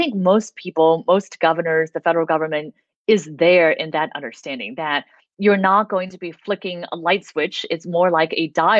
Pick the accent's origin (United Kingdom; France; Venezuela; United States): United States; an American citizen